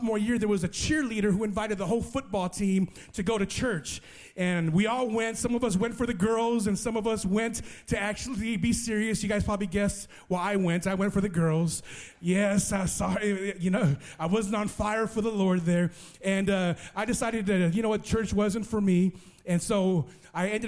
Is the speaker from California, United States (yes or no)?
yes; Los Angeles, California, United States; moved away; also born or lived in Las Vegas; I grew up in Los Angeles, California